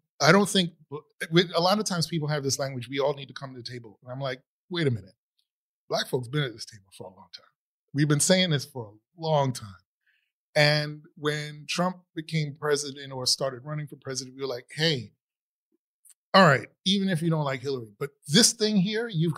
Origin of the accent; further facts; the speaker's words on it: New York City, New York, United States; I grew up in the Bronx